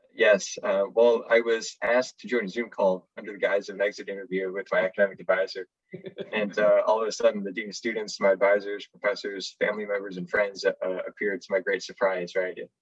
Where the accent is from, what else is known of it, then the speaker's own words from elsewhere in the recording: Orland Park, Illinois, United States; moved away as an adult; I am originally from Orland Park, Illinois, about 20 miles southwest of the city of Chicago